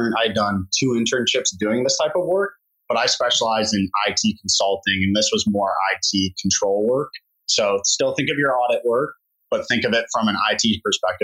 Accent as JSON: {"language": "English", "town": "Cleveland", "region": "Ohio", "country": "United States", "tie": "born or raised there", "also_born_or_lived": "Austin, Texas", "said": "head back to my hometown for a little bit and be a professional there."}